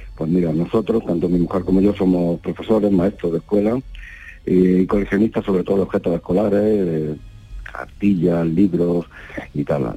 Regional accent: Canena, Andalusia, Spain; now in Madrid, Spain; nosotros somos, somos de Canena, sí vivimos en Madrid

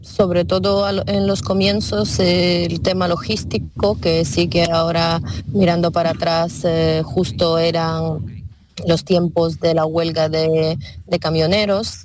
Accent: western Ukraine, Ivano-Frankivsk Oblast, Ukraine; Spanish is a second language; moved away as an adult; now in Spain; yo soy de oeste de Ucrania, de un pequeño pueblo de región de Ivano-Frankivsk.

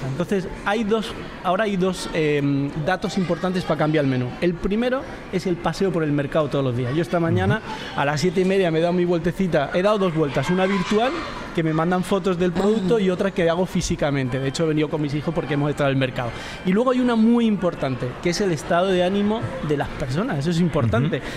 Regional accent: Andalusia, Spain; estoy enamorado de mi tierra, de Andalucía

